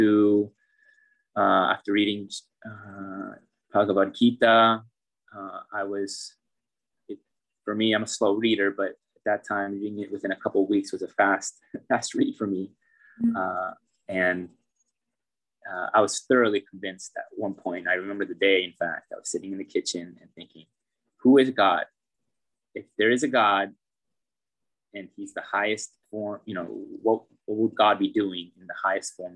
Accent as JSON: {"language": "English", "town": "Philo", "region": "California", "country": "United States", "tie": "born or raised there", "also_born_or_lived": "Novato, California / India", "moved": "as an adult", "said": "my hometown is only an hour away from Odaria. The town of Philo."}